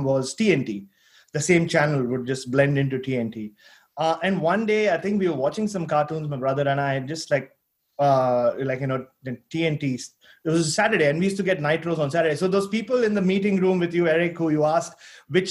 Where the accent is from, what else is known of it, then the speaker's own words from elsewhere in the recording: India; moved away; also born or lived in Australia; I grew up in India, unlike you guys, where, you know, it was a very conservative society